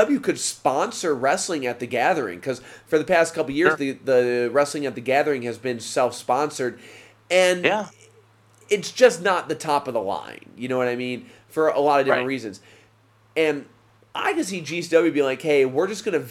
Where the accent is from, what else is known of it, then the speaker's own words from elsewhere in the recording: Detroit, Michigan, United States; I grew up in the Detroit area